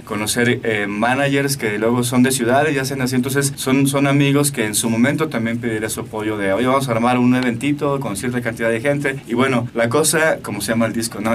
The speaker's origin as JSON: {"language": "Spanish", "region": "Aguascalientes", "country": "Mexico", "said": "Yo soy de Aguascalientes"}